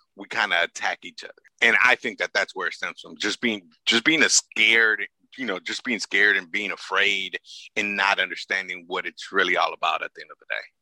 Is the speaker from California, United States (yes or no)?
yes; Los Angeles, California, United States; I grew up in South Central